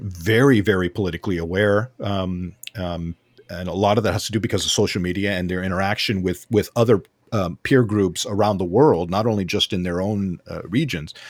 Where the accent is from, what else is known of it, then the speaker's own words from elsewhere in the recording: Southern California, United States; I grew up in Southern California